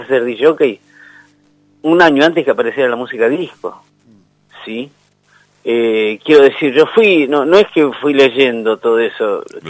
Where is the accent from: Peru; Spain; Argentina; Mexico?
Argentina; nosotros como argentinos